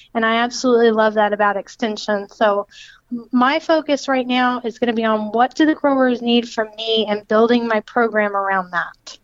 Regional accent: Lakeland, Florida, United States; I'm from Lakeland

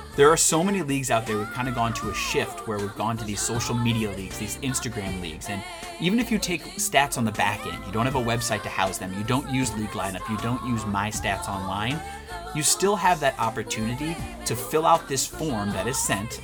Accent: Missouri, United States; Missouri, my home state

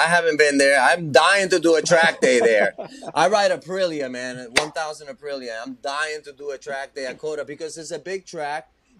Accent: Florida, United States; I'm from Florida, so I can link up to you in Daytona or Atlanta or Virginia. I travel, so that's not an issue.

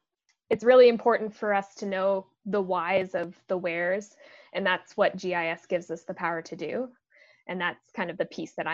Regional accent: British Columbia, Canada; I moved a lot growing up, so I lived in a lot of different places. I grew up out on Vancouver Island and was very outdoorsy.

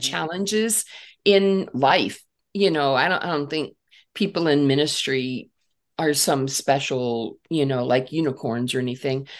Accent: Northeast Ohio, United States; I grew up in Northeast Ohio

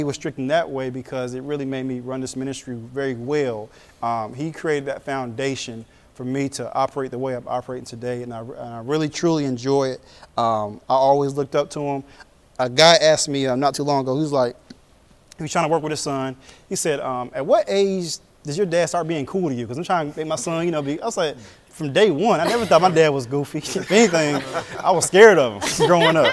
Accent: Raleigh, North Carolina, United States; also born or lived in Sierra Vista, Arizona; I basically grew up here in the state of North Carolina in Raleigh

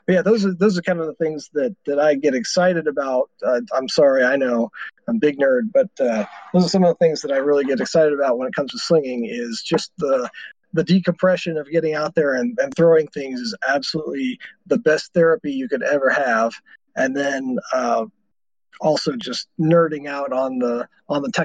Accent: Texas, United States; I'm from Texas

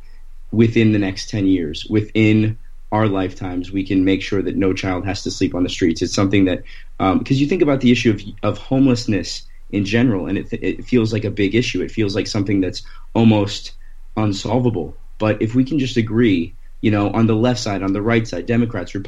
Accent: Thornton, Colorado, United States; moved away; also born or lived in Florida / Washington, D.C. / Los Angeles; I was born in Florida, and then I grew up in Colorado

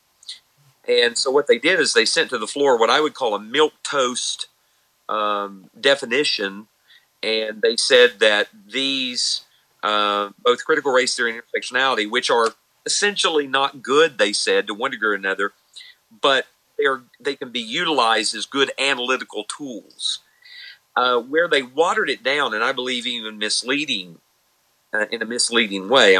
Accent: Tennessee, United States; I'm from Tennessee

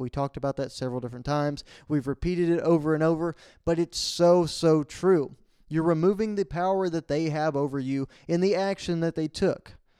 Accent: Falls County, Central Texas, United States; we went up to Central Texas, uh, back to my hometown for the Go Texan fundraiser at the county level for Falls County

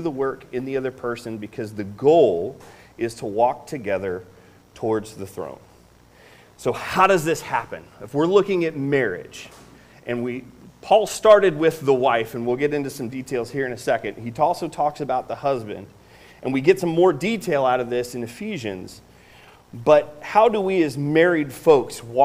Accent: Northeast Indiana, United States; I grew up in Northeast Indiana. I'm from Northeast Indiana

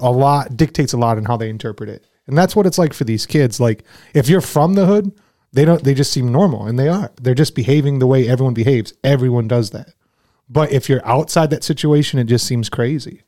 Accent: Flint, Michigan, United States; growing up in Flint

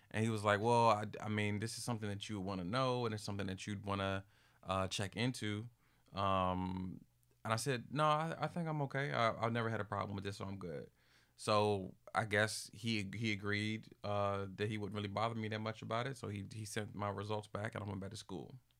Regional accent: Capitol Heights, Maryland, United States; I'm from Capital Heights, Maryland

